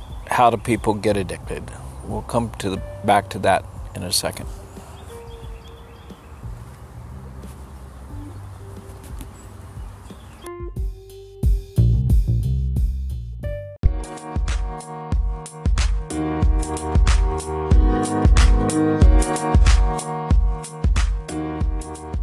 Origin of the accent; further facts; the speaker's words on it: El Paso, Texas, United States; now in Maryland, United States; I grew up in El Paso